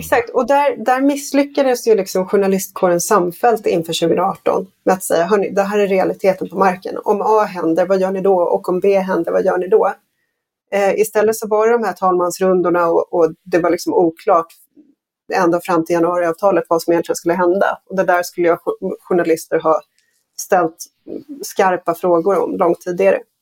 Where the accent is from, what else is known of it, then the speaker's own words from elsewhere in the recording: Sweden; som svensk